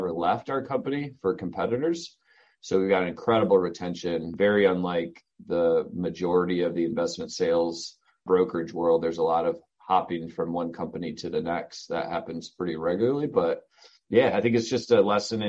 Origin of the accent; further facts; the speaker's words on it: Southern Michigan, United States; moved away as an adult; also born or lived in Charlotte, North Carolina; now in North Carolina, United States; I grew up in Southern Michigan, went to the University of Michigan